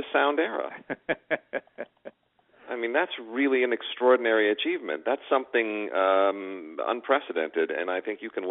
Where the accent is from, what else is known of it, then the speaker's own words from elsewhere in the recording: Los Angeles, California, United States; growing up in Los Angeles